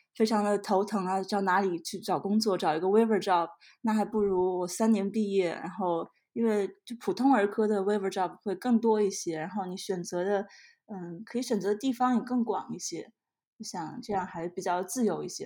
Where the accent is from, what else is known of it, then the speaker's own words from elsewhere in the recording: Shandong, China; moved away as an adult; also born or lived in Shanghai; now in Georgia, United States; 我是在山东出生，然后在上海，上海交大读的医学院